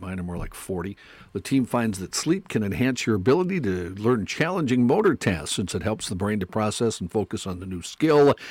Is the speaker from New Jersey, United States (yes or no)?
no; North Dakota, United States; I did not grow up on a farm or near a farm, even though I grew up in North Dakota.